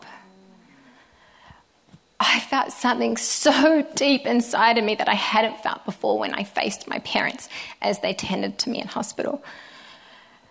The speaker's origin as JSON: {"language": "English", "area": "Te Puna", "region": "Bay of Plenty", "country": "New Zealand", "tie": "born or raised there", "also_born_or_lived": "Sydney, Australia", "moved": "as an adult", "said": "I grew up just outside of Te Amuru on a farm with my older brother and my amazing parents"}